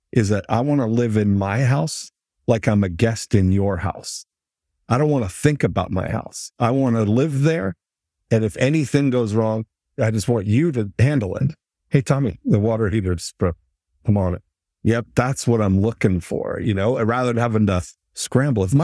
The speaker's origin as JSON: {"language": "English", "region": "Michigan", "country": "United States", "said": "I'm from Michigan."}